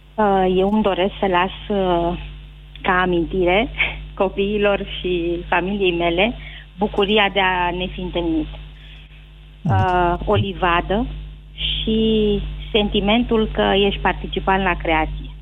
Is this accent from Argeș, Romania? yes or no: yes; Pitești, Argeș, Romania; sunt din Argeș, de unde e cea mai bună țuică, de Pitești